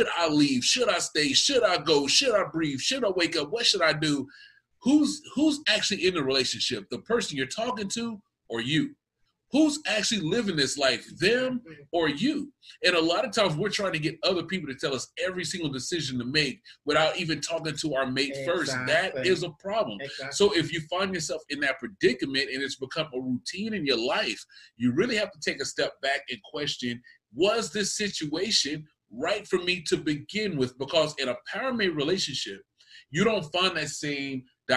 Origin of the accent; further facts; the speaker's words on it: Texas, United States; I am from Texas. I'm from the South